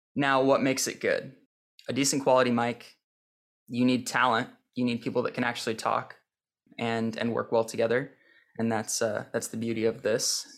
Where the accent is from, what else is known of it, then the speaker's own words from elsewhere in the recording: St. Helens, Oregon, United States; moved away as an adult; also born or lived in Portland, Oregon / Deer Island, Oregon; I was born in Portland, but I've never really lived in Portland proper. I grew up in Saint Helens.